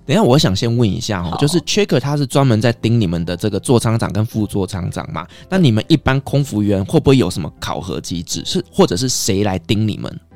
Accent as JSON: {"language": "Chinese", "country": "Taiwan", "said": "我们台湾人"}